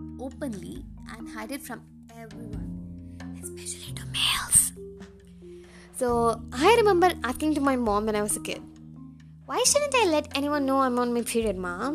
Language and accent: English; India; I'm an Indian, and this is what happens in my country